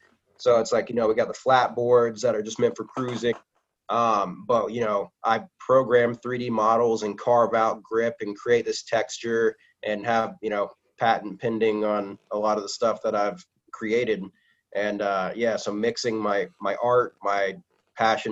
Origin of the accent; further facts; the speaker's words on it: Hilton Head, South Carolina, United States; moved away; I was born and raised in Hilton Head, South Carolina